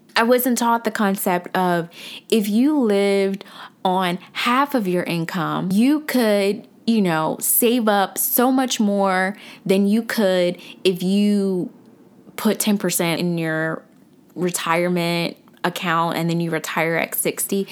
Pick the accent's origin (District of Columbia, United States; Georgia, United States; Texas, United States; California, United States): Georgia, United States; Atlanta; I'm from Atlanta. I'm from the south side of Atlanta, actually